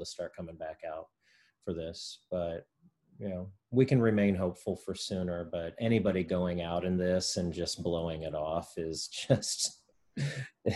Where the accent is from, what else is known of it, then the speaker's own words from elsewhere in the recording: Missouri, United States; moved away; I'm originally from Missouri, so I'm originally from that time zone.